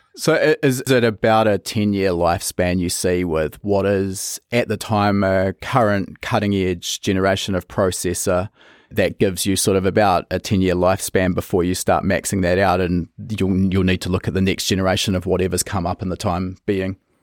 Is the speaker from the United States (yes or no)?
no; New Zealand; I come from New Zealand